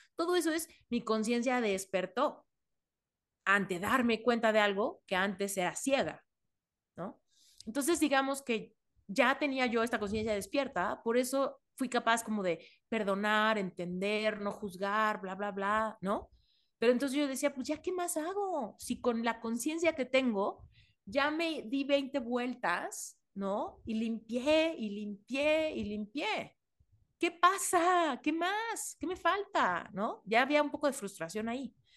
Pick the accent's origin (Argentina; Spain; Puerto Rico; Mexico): Mexico; moved away; soy mexicana y en México me siento muy segura